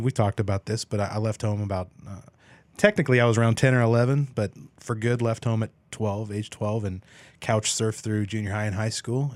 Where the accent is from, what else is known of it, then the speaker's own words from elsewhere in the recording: Emporia, Kansas, United States; moved away; I was born and raised there